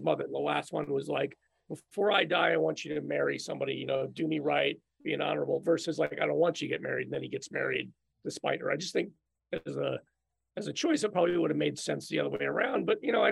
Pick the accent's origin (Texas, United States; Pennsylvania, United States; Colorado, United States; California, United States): Pennsylvania, United States; Philadelphia; I grew up in Philadelphia